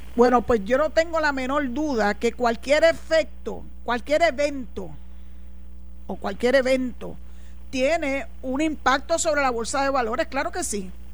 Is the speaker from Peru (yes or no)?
no; San Juan, Puerto Rico; moved away as an adult; now in Cabo Rojo, Puerto Rico; yo soy nacida y criada en San Juan